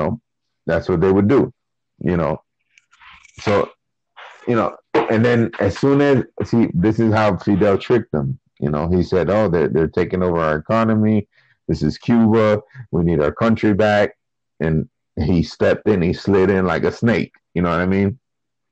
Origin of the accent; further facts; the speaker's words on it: Chile; I'm from Chile